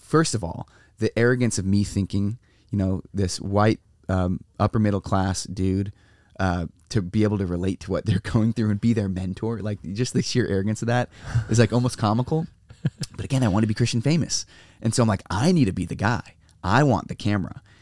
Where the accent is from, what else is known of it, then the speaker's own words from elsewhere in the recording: San Diego, California, United States; San Diego. So I grew up here